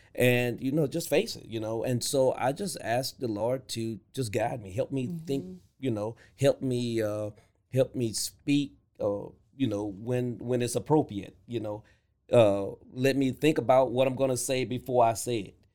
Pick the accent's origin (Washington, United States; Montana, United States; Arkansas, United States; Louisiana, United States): Louisiana, United States; growing up in Louisiana